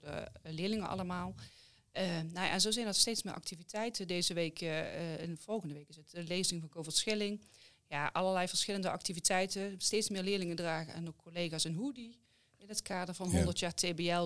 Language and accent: Dutch; Limburg, Netherlands; accent: Limburgish; Ik kom natuurlijk uit Limburg, dus dan doe je aan handbal